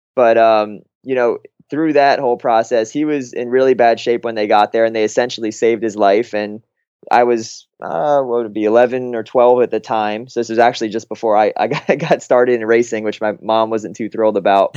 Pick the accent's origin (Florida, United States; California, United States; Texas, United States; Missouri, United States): Florida, United States; Fort Lauderdale; moved away as an adult; also born or lived in Massachusetts; I grew up in Fort Lauderdale my entire life from, you know, when I was born till eighteen years old